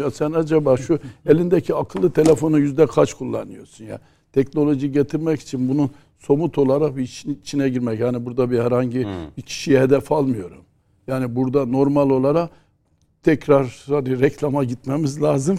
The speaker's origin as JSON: {"language": "Turkish", "region": "Erzurum", "country": "Turkey", "said": "evde bir Erzurumlu olarak"}